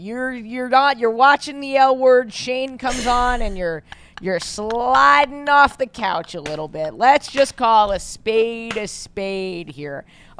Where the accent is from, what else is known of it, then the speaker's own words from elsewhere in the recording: New York, United States; accent: New York; Because to me, the New York accent, I've worked on getting rid of my accent.